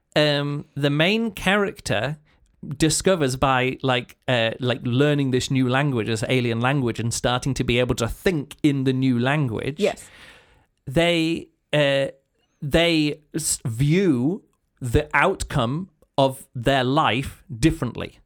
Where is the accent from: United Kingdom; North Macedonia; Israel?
United Kingdom; England; I'm English